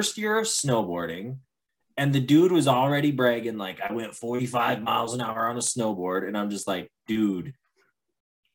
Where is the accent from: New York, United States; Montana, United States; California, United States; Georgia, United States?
Montana, United States; I'm from Montana.